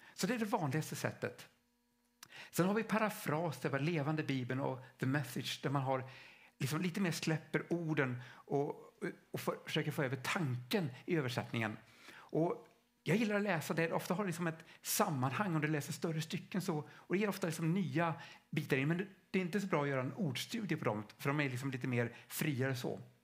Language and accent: Swedish; Stockholm, Stockholm County, Sweden; själv kommer jag från Stockholm.